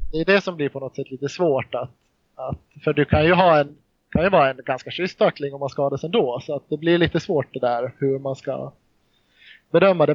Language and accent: Swedish; Mariehamn, Åland, Finland; also born or lived in Jakobstad, Finland; Jag är född i Jakobstad, en, stad i Finland. Men flyttade till Åland, ja, jag var inte många månader gammal. Så flyttade jag till Mariehamn i Åland, på Åland. Och eh, här har jag bott sedan dess